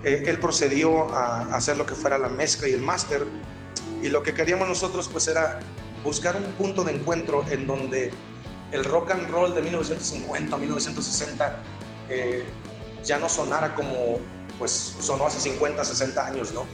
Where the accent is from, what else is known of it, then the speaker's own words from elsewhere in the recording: Culiacán, Sinaloa, Mexico; Nosotros somos de Culiacán, Sinaloa